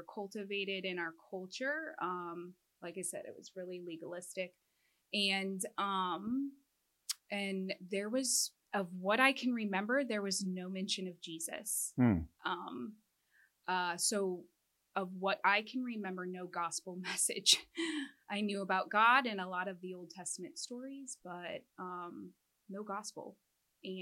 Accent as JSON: {"language": "English", "region": "Midwest", "country": "United States", "tie": "born or raised there", "said": "I am a Midwesterner, born and raised."}